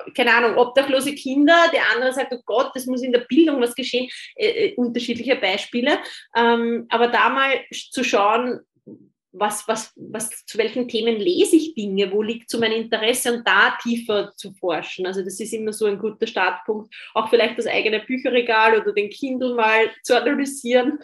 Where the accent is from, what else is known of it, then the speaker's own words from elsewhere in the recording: Austria; ich bin Österreicherin